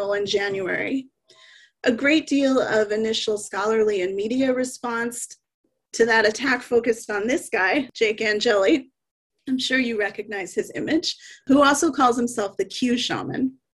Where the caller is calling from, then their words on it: Vancouver, British Columbia, Canada; I want to start with an acknowledgement that I'm joining you from Vancouver, Canada, which is the traditional, ancestral, and unceded territory of the Coast Salish peoples